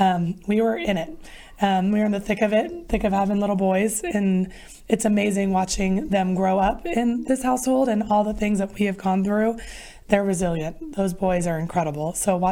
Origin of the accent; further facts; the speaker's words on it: Sacramento, California, United States; I grew up in Sacramento as well.